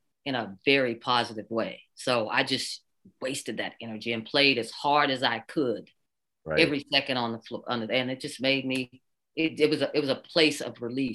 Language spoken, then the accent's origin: English; Oklahoma, United States; I'm born and raised in Oklahoma